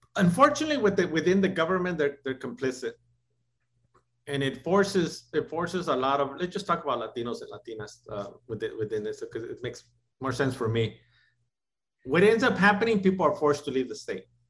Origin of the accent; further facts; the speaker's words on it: Los Angeles, California, United States; also born or lived in Tijuana, Mexico; being raised in housing projects in East